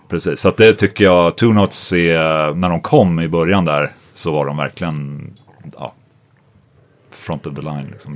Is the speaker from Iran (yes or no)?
no; Sweden; jag är svensk